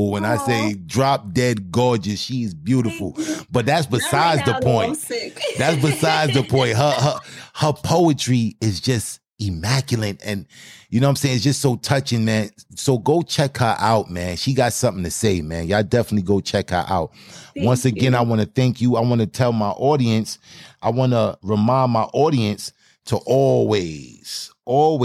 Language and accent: English; New York City, New York, United States; accent: Brooklyn; I'm in Brooklyn, New York. I'm straight from Brooklyn. You don't hear the Brooklyn in my voice